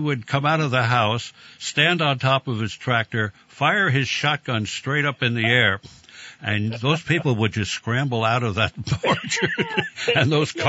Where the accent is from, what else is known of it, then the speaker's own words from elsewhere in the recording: New Jersey, United States; I came from South Jersey.